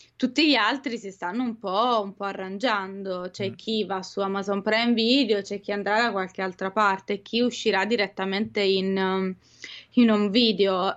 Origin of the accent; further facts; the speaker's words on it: Italy; noi italiani